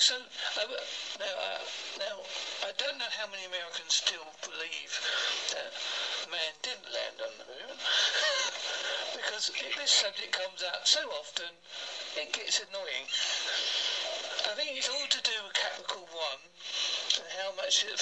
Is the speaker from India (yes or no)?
no; Essex and Devon, England, United Kingdom; accent: Essex and Devon; my accent's a combination of Essex and Devon